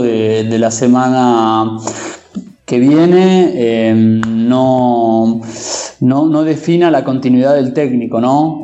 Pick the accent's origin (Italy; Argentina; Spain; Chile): Argentina; como argentino y hincha de estudiantes